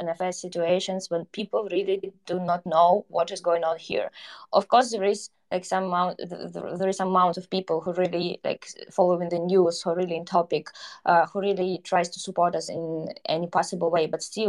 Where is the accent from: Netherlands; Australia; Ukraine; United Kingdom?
Ukraine; Donbas; also born or lived in Kyiv; now in Warsaw, Poland; Yeah, so just somehow I'm a girl from Donbas, but with a blood and roots who moved to Kyiv then. Now I'm in Warsaw.